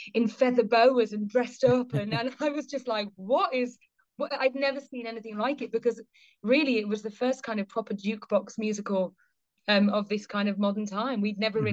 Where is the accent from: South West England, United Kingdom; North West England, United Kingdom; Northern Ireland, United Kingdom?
North West England, United Kingdom; Liverpool; I grew up in Liverpool